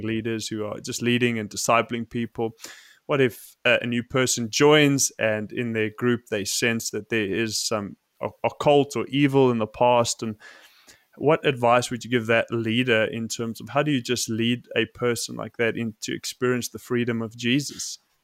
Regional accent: South Africa; I grew up in South Africa

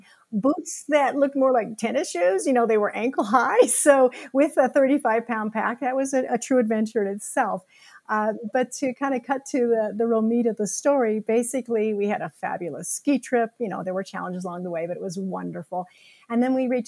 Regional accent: the Rockies, Colorado, United States; I grew up skiing here in the Rockies

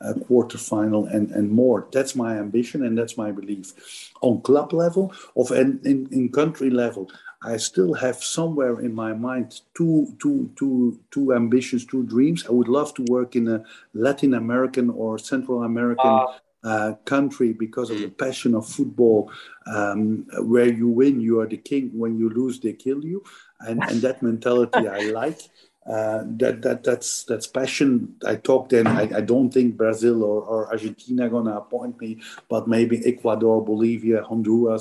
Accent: Flanders, Belgium; first language Dutch (Flemish); English is a second language; moved away; My mother language is Dutch, same like in Holland, so Flemish.

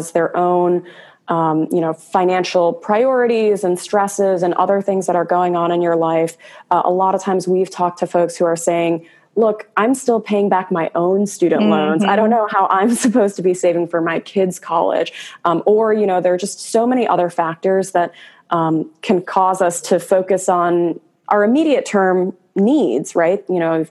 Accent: Chicago suburbs, Illinois, United States; now in California, United States; I'm originally from the Chicago suburbs, moved out to California with the dream of, building a company one day

